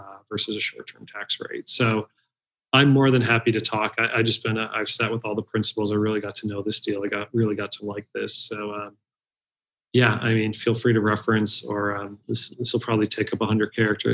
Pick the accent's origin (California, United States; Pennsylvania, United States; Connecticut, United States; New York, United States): Pennsylvania, United States; Scranton; now in Austin, United States; I grew up in Scranton, PA, Irish part of an Italian town.